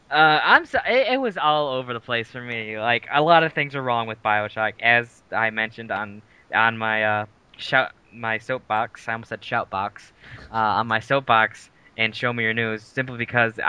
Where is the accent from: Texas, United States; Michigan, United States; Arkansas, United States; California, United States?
Michigan, United States; Ludington; moved away; my hometown for the 5th year anniversary of Backstage Hobbies and Games down in Ludington